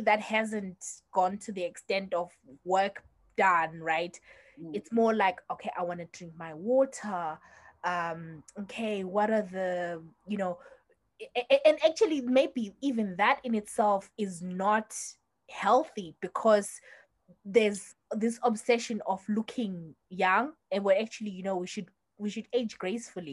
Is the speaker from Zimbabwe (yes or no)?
yes; Zimbabwe; moved away; we grew up in Zim